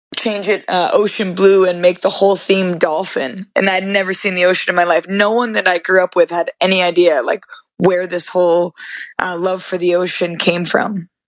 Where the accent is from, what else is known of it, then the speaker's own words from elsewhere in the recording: Vermont, United States; moved away; I'm from Vermont originally, so we used to go to Orlando every year when I was a kid.